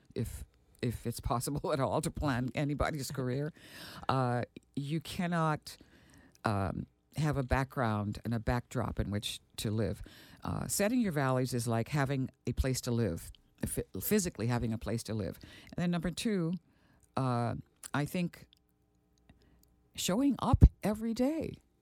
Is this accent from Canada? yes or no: no; Aruba; moved away; also born or lived in Milwaukee, Wisconsin; growing up in Aruba at that time